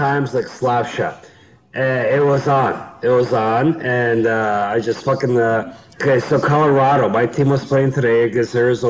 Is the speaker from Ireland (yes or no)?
no; Canada; I'm a Canadian.